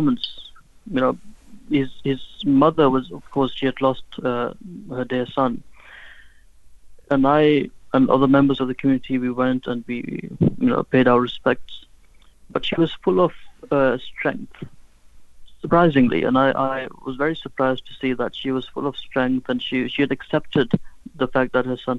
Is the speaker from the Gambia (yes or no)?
yes; Gambia; moved away; when I was growing up, I was born in West Africa, in the Gambia.